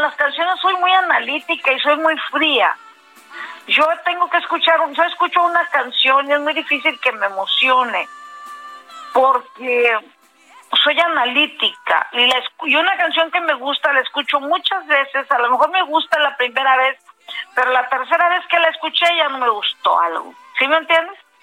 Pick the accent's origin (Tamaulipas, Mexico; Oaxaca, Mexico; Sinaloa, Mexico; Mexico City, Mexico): Tamaulipas, Mexico; Matamoros; soy de Matamoros, Tamaulipas